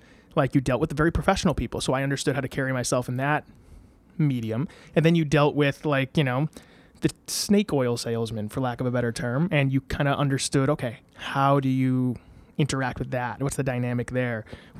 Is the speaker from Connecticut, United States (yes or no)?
yes; Ansonia, Connecticut, United States; also born or lived in Derby; No, my parents still live in Ansonia. I went to grade school in Ansonia, then I went to Notre Dame High School in West Haven.